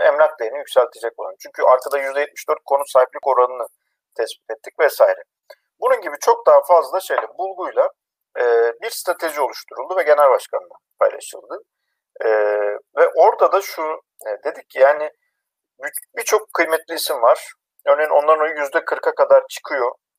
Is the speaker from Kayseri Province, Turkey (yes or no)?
no; Erzincan, Turkey; born or raised there